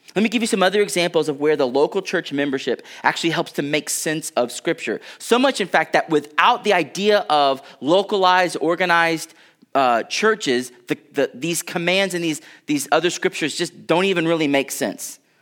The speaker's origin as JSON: {"language": "English", "country": "United States", "said": "I'm an American citizen."}